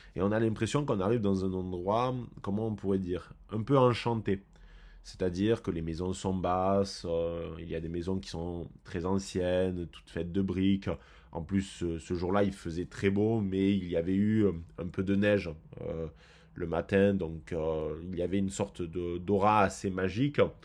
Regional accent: France; nous en tant que Français

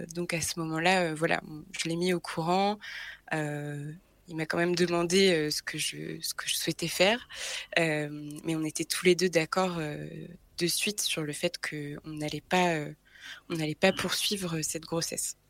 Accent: Brittany, France; now in Paris, France; je suis née en Bretagne

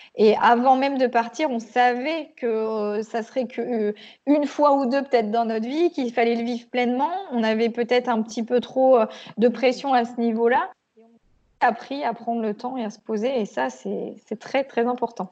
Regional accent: Picardy, Hauts-de-France, France; now in Auvergne, France; je suis née en Picardie

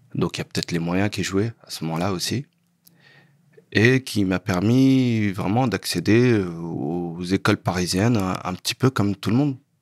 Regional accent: Sarcelles, Île-de-France, France; also born or lived in Saint-Denis; je suis né à Saint-Denis, mais j'ai grandi à Sarcelles

